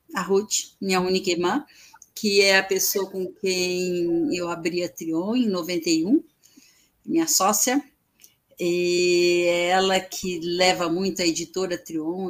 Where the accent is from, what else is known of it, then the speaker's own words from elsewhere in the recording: Brazil; eu sou do Brasil